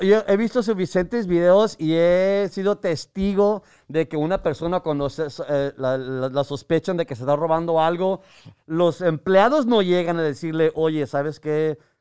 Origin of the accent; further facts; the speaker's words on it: Mexico; ser mexicano, como a mí como mexicano